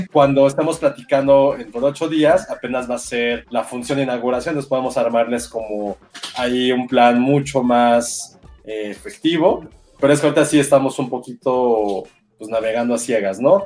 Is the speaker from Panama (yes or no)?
no; Mexico; nosotros como mm. mexicanos que siempre tenemos esta parte también de dolor